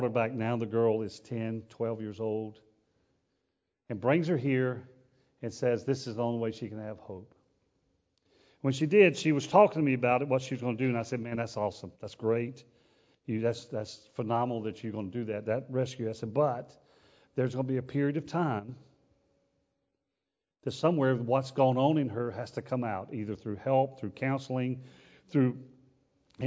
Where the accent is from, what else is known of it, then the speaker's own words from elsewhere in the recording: United States; We're an American